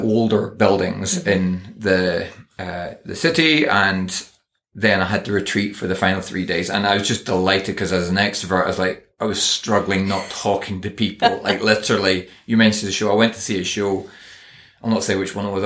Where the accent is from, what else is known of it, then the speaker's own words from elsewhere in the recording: Northern Ireland, United Kingdom; I am Northern Irish